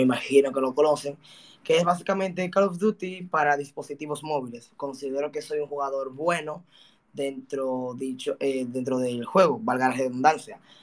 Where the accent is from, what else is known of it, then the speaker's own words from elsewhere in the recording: Dominican Republic; Quiero llevar a mi país a lo más alto a través del mundo de los juegos.